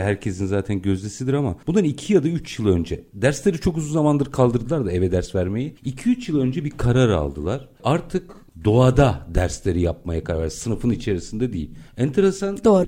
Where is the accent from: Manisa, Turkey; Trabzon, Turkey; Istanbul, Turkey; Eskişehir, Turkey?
Istanbul, Turkey; doğma büyüme Bakırköylü